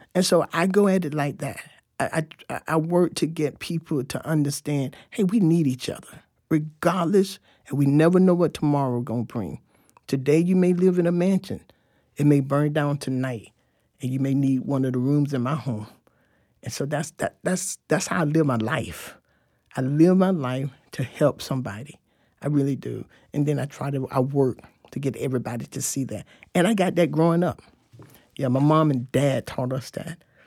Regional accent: Fort Lauderdale, Florida, United States; moved away as an adult; also born or lived in Tampa, Florida; now in Tallahassee, United States; I grew up in Fort Lauderdale, Florida. Um, and until I was eighteen, then I came to Tallahassee

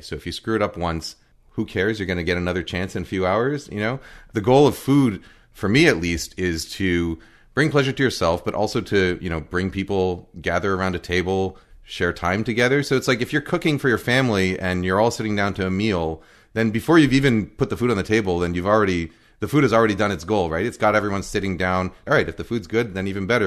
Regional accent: New York, United States; also born or lived in Boston / Cambridge; now in Seattle, United States; I was born in Boston, grew up in New York, but then I lived in Cambridge for ten years

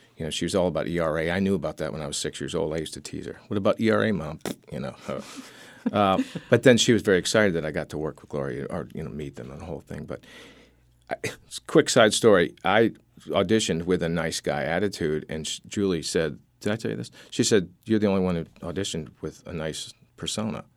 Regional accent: Syracuse, New York, United States; I grew up in Syracuse, New York, next to Hutchings Psychiatric Institute

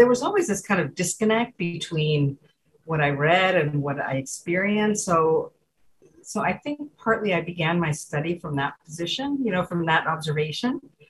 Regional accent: Cuba; now in United States; I was from Cuba

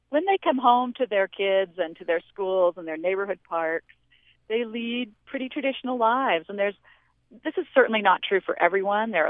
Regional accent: Pacific Northwest, United States; I grew up in the Pacific Northwest. My family's mostly West Coast

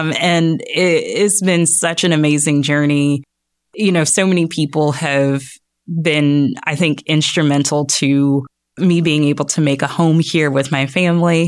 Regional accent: Jacksonville, Florida, United States; moved away as an adult; also born or lived in Orlando, Florida; now in Northwest Arkansas, United States; I am from Jacksonville

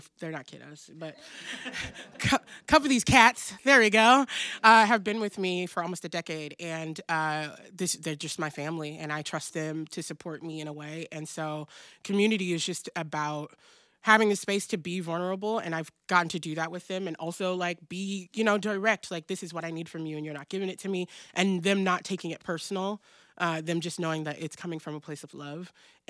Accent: Pacific Northwest, United States; also born or lived in South; I'm from the Pacific Northwest, I was born in the South, but like I grew up here, and we're a different kind of breed, you know?

